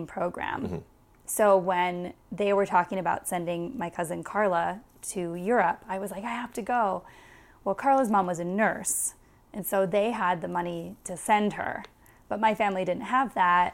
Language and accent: English; Wisconsin, United States; I was from Wisconsin.